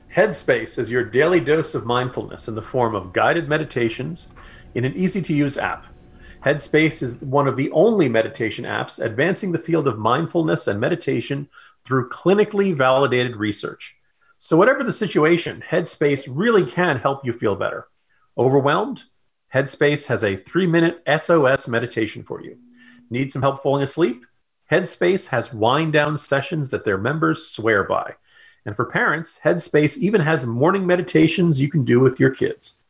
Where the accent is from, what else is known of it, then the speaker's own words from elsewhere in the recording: New Jersey, United States; now in Virginia, United States; a man born and raised in New Jersey